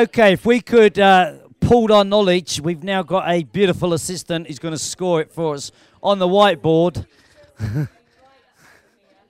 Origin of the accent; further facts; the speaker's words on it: London, United Kingdom; I'm from London.